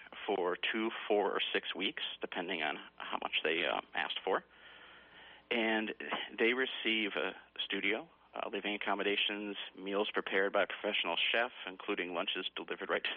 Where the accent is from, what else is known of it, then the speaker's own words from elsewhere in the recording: Massachusetts, United States; moved away as an adult; also born or lived in Vermont-New York border / Wyoming; originally from Massachusetts, but, you know, I've lived for over 20 years in dairy farm country up in the Vermont-New York border